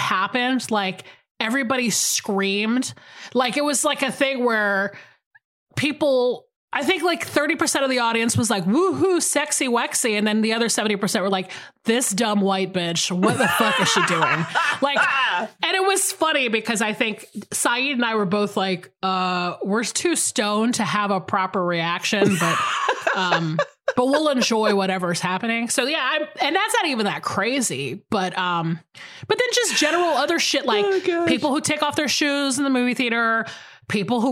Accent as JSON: {"language": "English", "town": "Atlanta", "region": "Georgia", "country": "United States", "tie": "born or raised there", "said": "I grew up in Atlanta."}